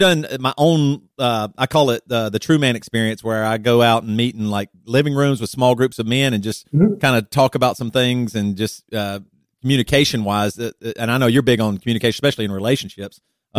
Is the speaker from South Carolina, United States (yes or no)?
yes; South Carolina, United States; moved away as an adult; also born or lived in Seattle, Washington; now in Champaign, United States; We grew up in South Carolina in the Bible Belt